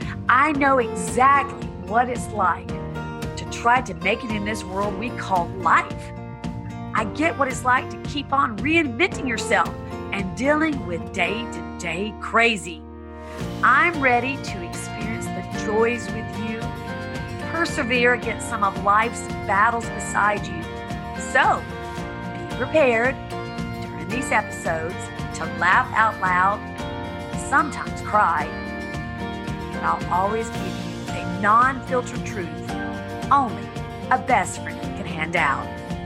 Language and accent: English; the South, United States; moved away; also born or lived in Hollywood Hills; From growing up in the South, becoming a foster kid